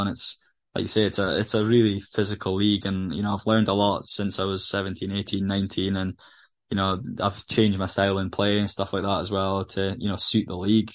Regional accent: Aberdeen, Scotland, United Kingdom; I'm from Aberdeen

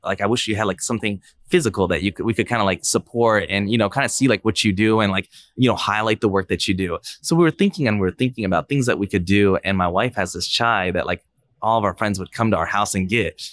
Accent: Fishers, Indiana, United States; also born or lived in Pike Township, Indianapolis, Indiana; I actually was born in, uh, Pike Township area, and then in fifth grade, we moved to, uh, Fishers

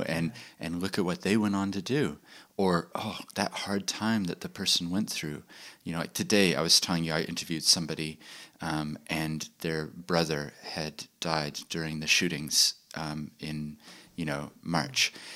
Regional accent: Christchurch, Canterbury, New Zealand; also born or lived in Chile / United States / London; despite the accent, I actually grew up in New Zealand. I went to high school here in Christchurch

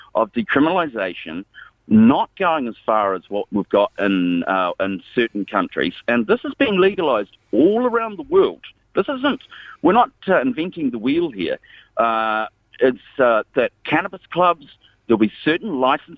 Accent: New Zealand; moved away; also born or lived in United States; I'm from New Zealand, but I've been living in the States for 19 years

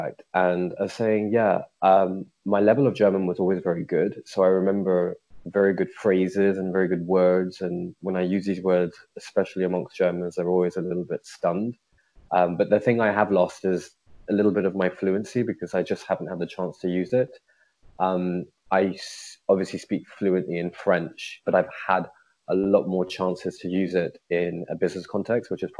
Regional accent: United Kingdom; also born or lived in India / Zurich / Paris / Amsterdam; born here in the UK. I've lived my whole life here in the UK

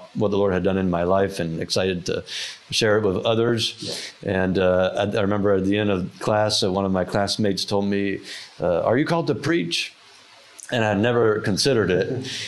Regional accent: France; also born or lived in Norfolk, Virginia; Yes, I was born in Norfolk, Virginia, and when I was two, my parents went to France to be missionaries and had a planting ministry there for over 25 years.

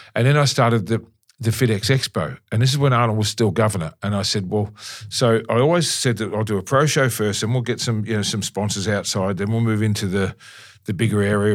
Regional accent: Melbourne, Victoria, Australia; in Melbourne, in my hometown, I love Melbourne

